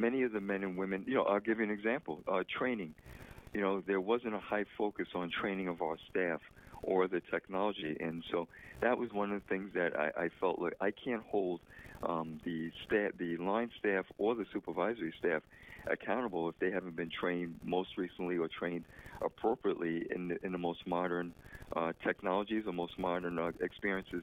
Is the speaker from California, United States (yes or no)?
no; New York City, New York, United States; I was born in the Bronx